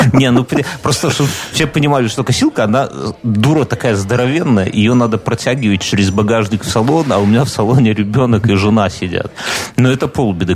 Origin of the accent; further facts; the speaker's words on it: Minsk, Belarus; Я минчанин, я ж в Минске прописан